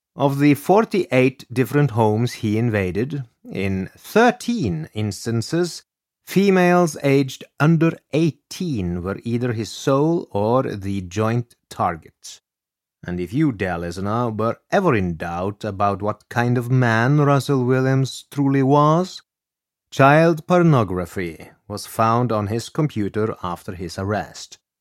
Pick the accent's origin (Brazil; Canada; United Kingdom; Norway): Norway; reminds me of my home country of Norway